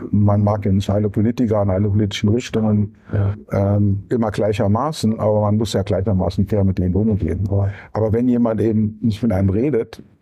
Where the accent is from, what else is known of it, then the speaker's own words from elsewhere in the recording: Saarbrücken, Saarland, Germany; Ja, ja, ich bin gebürtiger Saarländer und hat mich dann erst rausgetrieben. Dann war ich für die Bundesknappschaft in Bochum tätig.